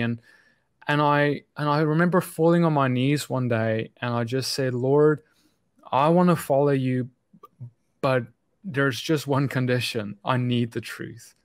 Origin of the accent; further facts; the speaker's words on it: South Africa; moved away as an adult; I grew up in South Africa